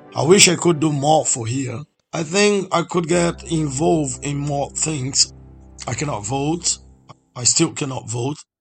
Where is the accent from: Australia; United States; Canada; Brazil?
Brazil; now in London, United Kingdom; I'm from Brazil, but I live here for 14 years